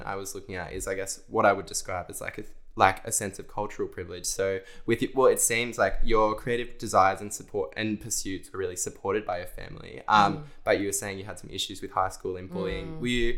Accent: Central Coast, New South Wales, Australia; moved away as an adult; also born or lived in Canberra; I came from the Central Coast and then moved to ANU to study

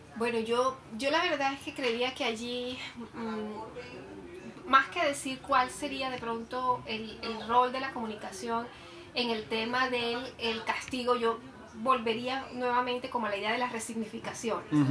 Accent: Colombia; nosotros como colombianos

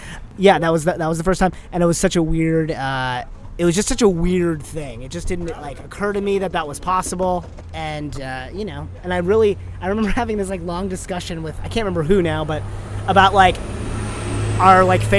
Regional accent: India; I'm Indian. Like, let's just do, like, let's take advantage of everything we got. Let's do a Bollywood thing.

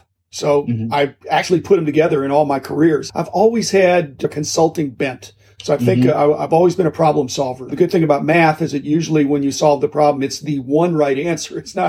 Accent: Midwest, United States; also born or lived in Japan; I grew up in the Midwest. I lived in 18 houses in my first 18 years.

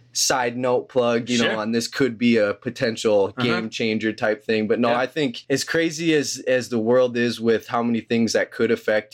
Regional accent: Sioux Falls, South Dakota, United States; also born or lived in Denver; Born and raised in Sioux Falls, yep. Man. Can't really complain about where I grew up. It's a beautiful place.

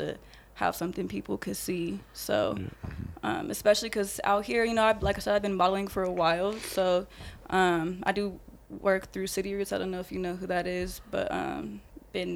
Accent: Colorado, United States; I'm from Colorado.

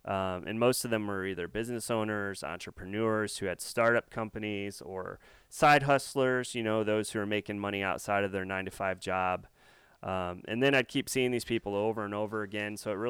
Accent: Illinois, United States; also born or lived in Chicago suburbs; now in Tennessee, United States; I came from the Midwest, north central Illinois to be exact, and lived about the last 15 years of my life in the northwest suburbs of Chicago.

